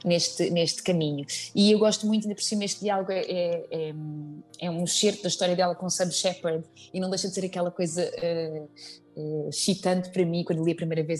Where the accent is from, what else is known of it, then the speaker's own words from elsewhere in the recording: Azambuja, Lisbon, Portugal; eu sou ribatejana, uh, eh, vim da Zambuja